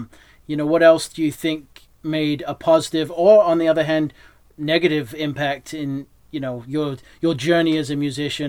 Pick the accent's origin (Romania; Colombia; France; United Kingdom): United Kingdom; England; born there; also born or lived in New Hampshire; now in Texas, United States; obviously I was born in England, I moved to New Hampshire, and then I'm down here in Texas